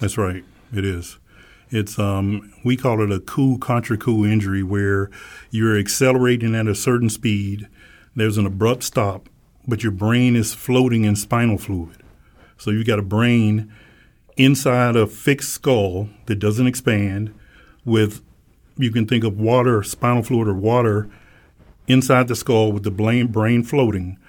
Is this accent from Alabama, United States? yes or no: yes; Alabama, United States; when I was a kid growing up in Alabama